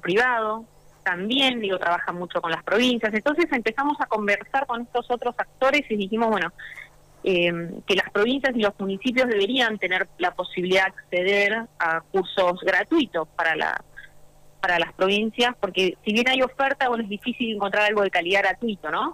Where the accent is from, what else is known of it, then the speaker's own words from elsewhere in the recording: Santa Fe, Argentina; yo soy Santa santafesina